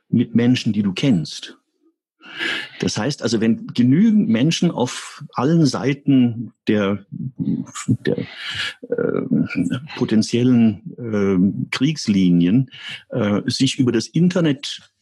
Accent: United States; ich bin Amerikaner und wir Amerikaner haben ein anderes Verhältnis zur Meinungsfreiheit.

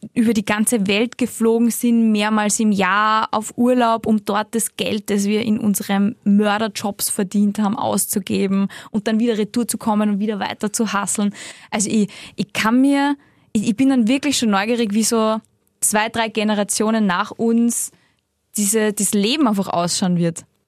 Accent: the Salzburg mountains, Austria; now in Vienna, Austria; da, wo ich aufgewachsen bin, in die Salzburger Berg

